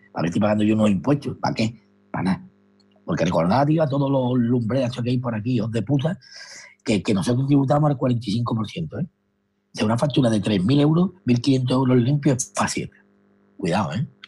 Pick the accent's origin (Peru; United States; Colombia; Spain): Spain; Madrid, Community of Madrid; yo soy de Valleca